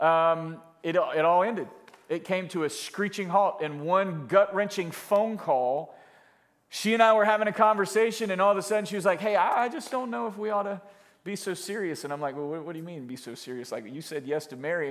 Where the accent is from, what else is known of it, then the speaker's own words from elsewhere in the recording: Florida, United States; moved away as an adult; also born or lived in California / Jacksonville, Florida; Florida, in my hometown where I was from